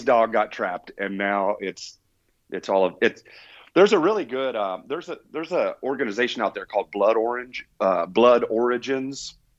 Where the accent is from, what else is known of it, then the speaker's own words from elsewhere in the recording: Indiana, United States; moved away as an adult; now in New Mexico, United States; I was born and raised in Indiana and lived there pretty much all the way through